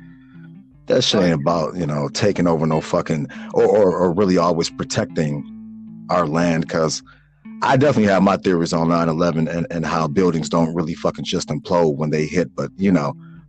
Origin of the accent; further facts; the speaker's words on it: Chicago, Illinois, United States; me growing up in Chicago